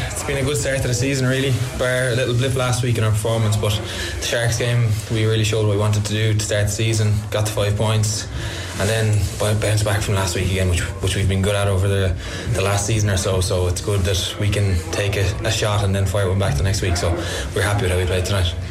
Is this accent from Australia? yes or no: no; Cork, Munster, Ireland; I'm from Cork